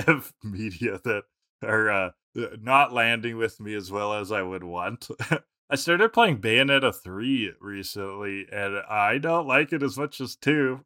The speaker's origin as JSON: {"language": "English", "country": "Canada", "said": "as a Canadian"}